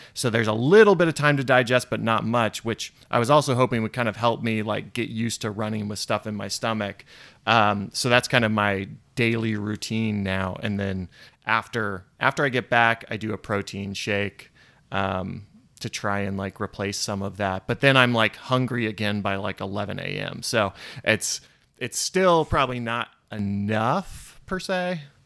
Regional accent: Orlando, Florida, United States; moved away; growing up in Orlando

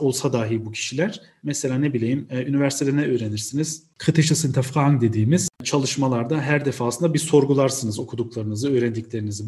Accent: Cologne, North Rhine-Westphalia, Germany; accent: Aegean dialect; also born or lived in Münster / Osnabrück; 1987 Köln doğumluyum. Lise eğitimimi orada bitirdikten sonra

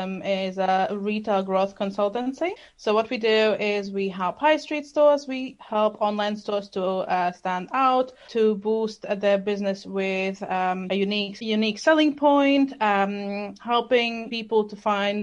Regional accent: Germany; English is a second language; also born or lived in Latvia / London; now in Glasgow, United Kingdom; So I actually was born in Latvia. However, I grew up part of my childhood in Germany. And somehow in the last 8 years, I ended up living in UK. Before I lived in London and now I moved to Scotland, Glasgow.

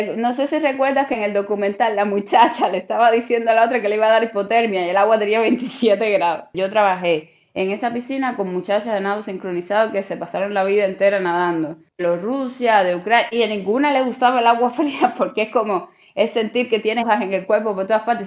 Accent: Cuba; moved away as an adult; now in China; siendo cubana al fin

